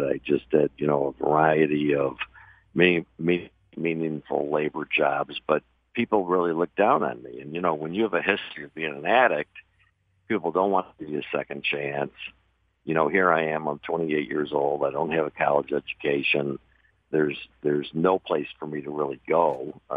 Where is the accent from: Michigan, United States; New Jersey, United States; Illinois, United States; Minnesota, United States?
Michigan, United States; moved away; I grew up in Michigan, pretty normal family